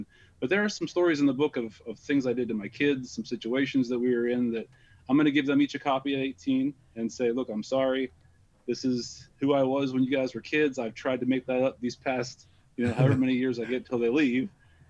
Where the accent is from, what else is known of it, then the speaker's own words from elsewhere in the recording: Pennsylvania, United States; also born or lived in Columbus, Ohio; now in Ohio, United States; I'm originally from Pennsylvania.